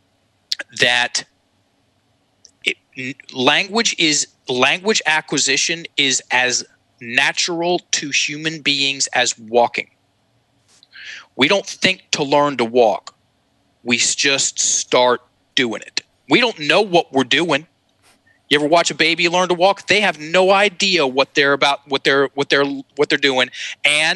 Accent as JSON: {"language": "English", "region": "Virginia", "country": "United States", "tie": "born or raised there", "accent": "Southern drawl", "first_language": "English", "said": "I grew up in Virginia. We speak English, or at least in my house we did, still do. And it comes with a certain sound to it. I have something called a Southern drawl"}